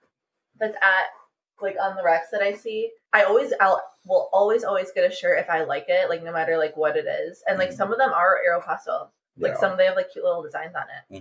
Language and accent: English; Wisconsin, United States; moved away; I'm also from Wisconsin, so I have, like, a bunch of shit still from Wisconsin.